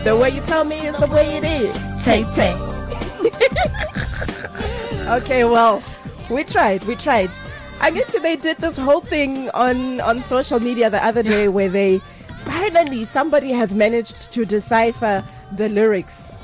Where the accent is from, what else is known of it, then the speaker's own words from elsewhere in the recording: Free State, South Africa; I'm also from the Free State